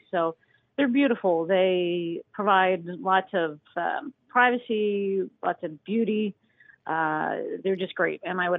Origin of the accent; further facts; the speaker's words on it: Harleysville, Pennsylvania, United States; Harleysville. Yep, I'm from Harleysville.